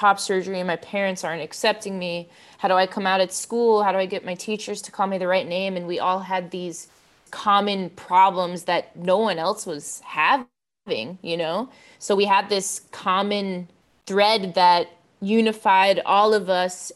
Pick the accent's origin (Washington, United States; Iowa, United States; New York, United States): New York, United States; Long Island; I grew up on Long Island, New York